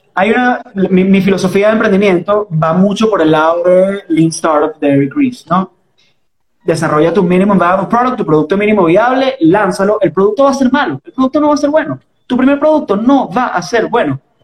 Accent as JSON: {"language": "Spanish", "town": "Caracas", "region": "Capital District", "country": "Venezuela", "accent": "caraqueño", "said": "ese es el acento caraqueño, ese es mi acento."}